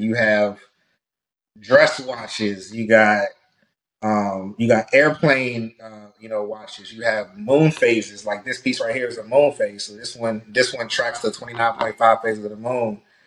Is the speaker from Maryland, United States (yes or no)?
yes; Prince George's County, Maryland, United States; originally from Prince George's County, Maryland.